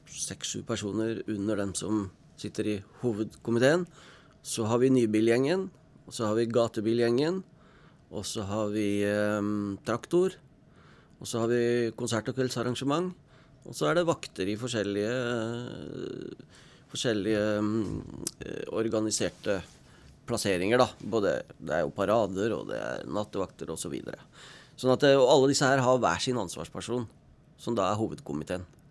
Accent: Oslo, Norway; born or raised there; moved away as an adult; now in Stryn, Norway

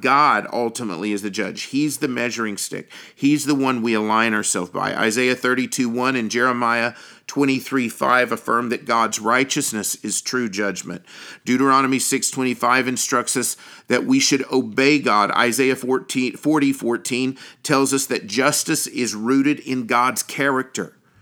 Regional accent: United States; as an American

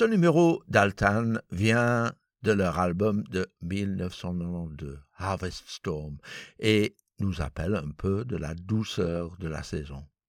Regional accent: Belgium; chez nous, en Belgique

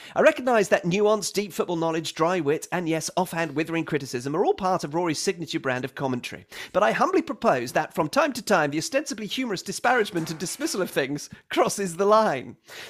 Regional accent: Texas, United States; Growing up in Texas in the 60s, 70s and 80s was much different than it is now.

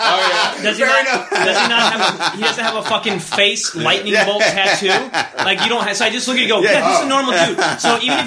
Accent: Georgia, United States; also born or lived in Kentucky; now in New York City, United States; I was born in Kentucky and I grew up in Georgia.

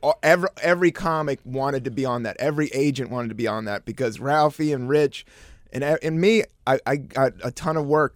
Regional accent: East Coast, United States; moved away as an adult; also born or lived in San Francisco; now in New York, United States; I was from the East Coast.

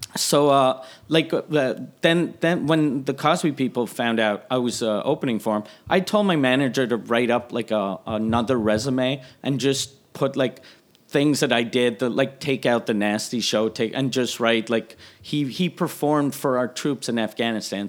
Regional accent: Quebec City, Quebec, Canada; I was from Quebec City

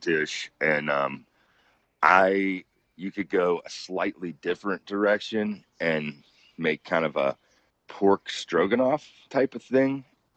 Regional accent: West Virginia, United States; I was born and raised in West Virginia. I grew up about 2 hours from there.

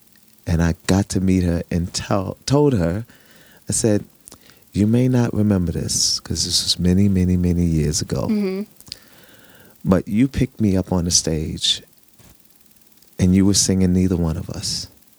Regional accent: New York City, New York, United States; All my life. I grew up in Harlem. Not only grew up in Harlem, but I was born in Harlem Hospital.

